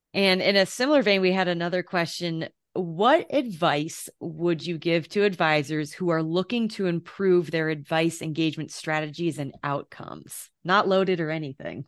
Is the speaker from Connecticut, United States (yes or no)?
yes; Connecticut, United States; now in Denver, United States; we're both from Connecticut, you know, and I, and now that I live in Denver